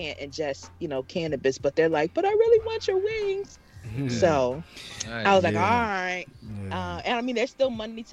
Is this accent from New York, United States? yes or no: no; Philadelphia, Pennsylvania, United States; I am from Philly